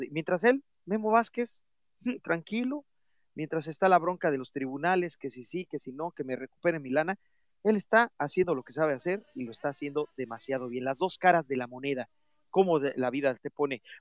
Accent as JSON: {"language": "Spanish", "country": "Mexico", "said": "a todos nos duele como mexicanos"}